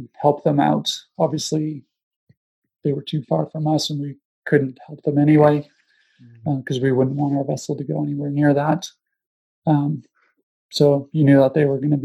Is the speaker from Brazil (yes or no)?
no; Canada; moved away as an adult; I was living away from Canada for nearly 10 years sort of thing. And came back home